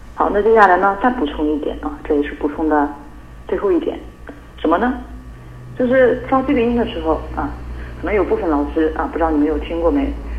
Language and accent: Chinese; China; 我们中国人